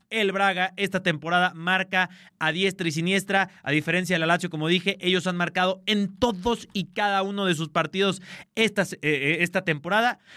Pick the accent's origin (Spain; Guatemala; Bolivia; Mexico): Mexico; como buen mexicano